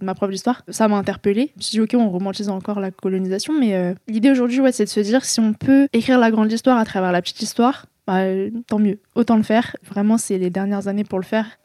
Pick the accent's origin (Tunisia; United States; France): France; je suis née en France, j'ai grandi en France